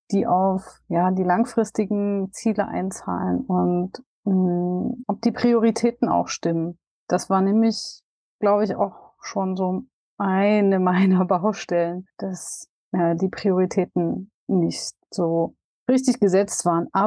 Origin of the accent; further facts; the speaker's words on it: Dresden, Saxony, Germany; auf das Event in Dresden endlich jetzt hier in meiner Heimat auf dem Campingplatz, wo ich tatsächlich äh, total gerne auch bin.